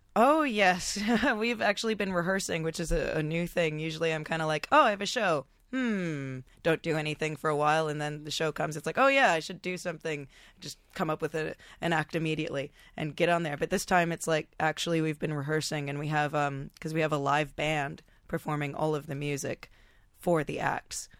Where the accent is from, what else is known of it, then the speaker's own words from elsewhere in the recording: Topanga, California, United States; also born or lived in Los Angeles; now in Australia; from the same really tiny hometown called Topanga Canyon